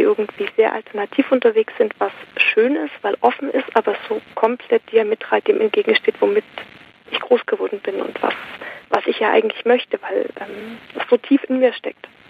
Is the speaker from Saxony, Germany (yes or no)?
yes; Saxony, Germany; moved away; also born or lived in Switzerland; ich komme aus, ähm, ich bin in Sachsen geboren